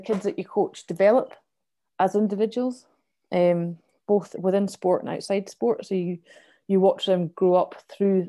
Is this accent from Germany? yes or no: no; Kinross, Scotland, United Kingdom; I grew up in Kinross